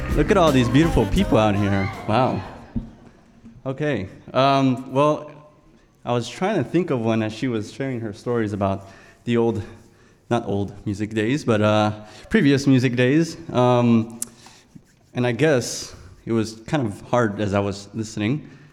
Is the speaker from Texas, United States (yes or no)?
yes; South Texas, United States; moved away; I'm from South Texas. Um, was born about 20 minutes from Mexico, and in a lifestyle where we went hunting and fishing and um, grew up on the ranch